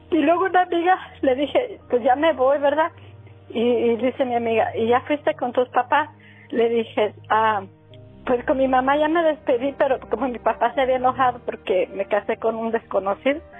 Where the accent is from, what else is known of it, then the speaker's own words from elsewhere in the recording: Jalisco, Mexico; moved away as an adult; Allá de, de Jalisco, de oh. Jalisco ya.